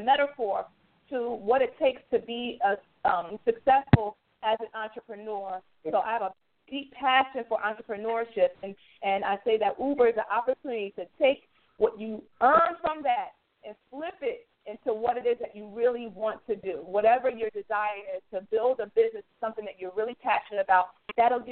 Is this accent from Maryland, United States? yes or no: no; New Jersey, United States; I'm from New Jersey